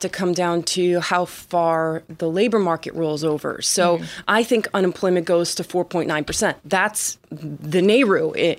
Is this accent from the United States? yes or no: yes; New Jersey, United States; now in Miami, United States; I'm from New Jersey, but I live